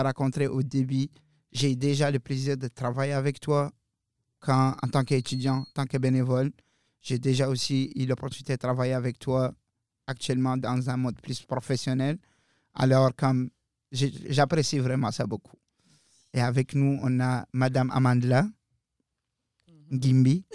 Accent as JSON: {"language": "French", "country": "Mauritania", "moved": "yes", "lives_now": "Moncton, Canada", "said": "je viens clairement du désert de la Mauritanie"}